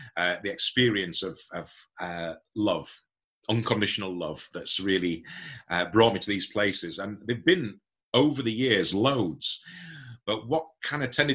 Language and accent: English; Hemsworth, Yorkshire and the Humber, United Kingdom; When I left university, I came to my home, back to my hometown, and got involved in a small community church